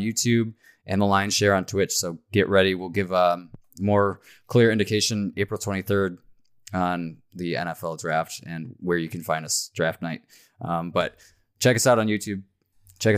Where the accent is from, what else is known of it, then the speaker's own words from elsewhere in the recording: Michigan, United States; I was from Michigan